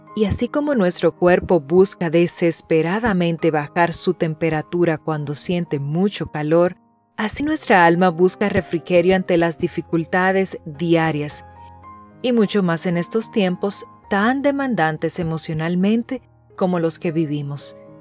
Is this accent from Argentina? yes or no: no; Dominican Republic; Mi tierra es hermosa y también es muy calurosa.